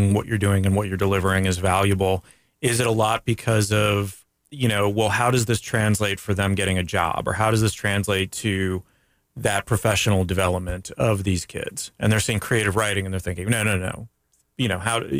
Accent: Canada; now in Winter Park, United States; I'm Canadian

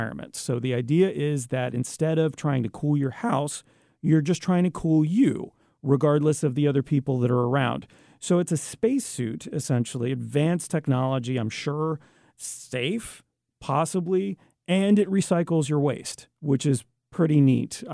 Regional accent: Canada; now in United States; I'm Canadian

